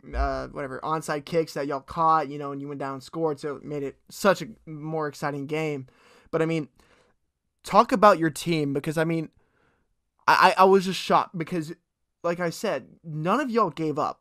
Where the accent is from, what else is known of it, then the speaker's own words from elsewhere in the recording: Fort Worth, Texas, United States; I grew up in Fort Worth